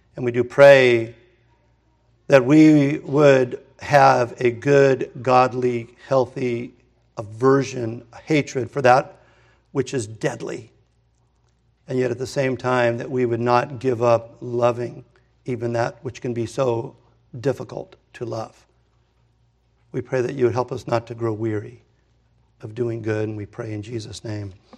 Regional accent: Hermosa Beach, California, United States; I grew up in Hermosa Beach

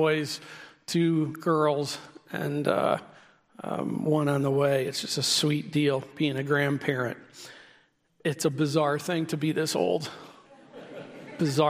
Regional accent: Midwest, United States; I grew up in the Midwest

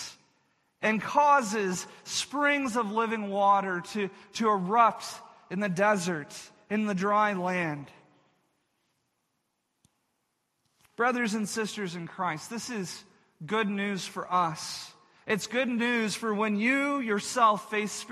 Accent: Texas, United States; where I grew up in Texas

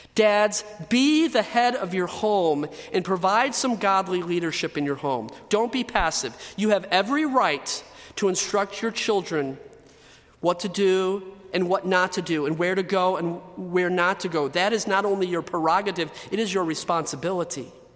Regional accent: United States; I was born in the United States of America.

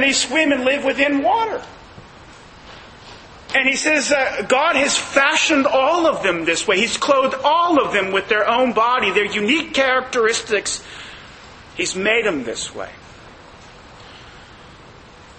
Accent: Northern California, United States; now in Southern California, United States; we're from the North. California, you know, it's a different state up there.

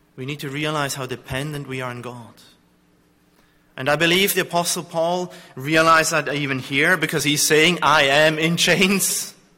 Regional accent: Zurich, Switzerland; I come from Zurich, from a place where the Reformation

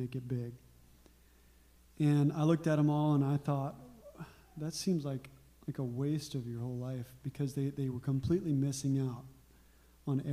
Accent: Arkansas, United States; But I grew up in Arkansas

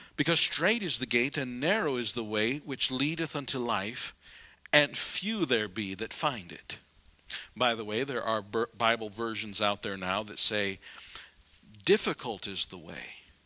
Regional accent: South Dakota, United States; I'm from South Dakota

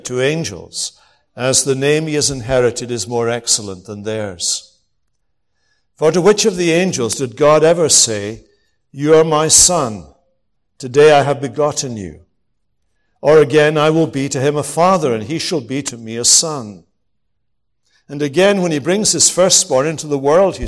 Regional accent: Scotland, United Kingdom; I'm from Scotland

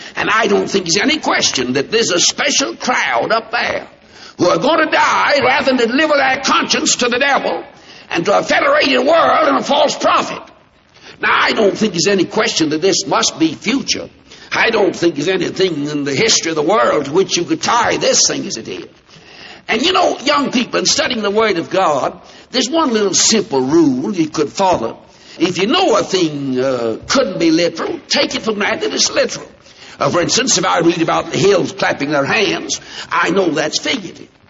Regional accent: United States; I'm an American

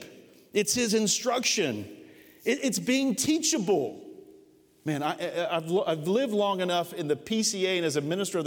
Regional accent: United States; as American Christians

